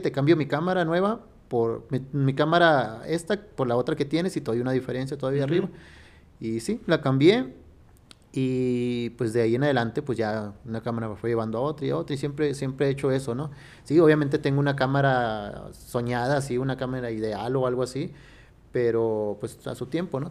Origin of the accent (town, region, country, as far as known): Sonora, Mexico; born or raised there; now in Fresnillo, Mexico